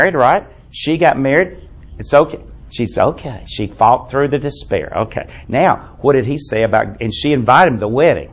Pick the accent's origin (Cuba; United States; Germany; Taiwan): United States; I'm an American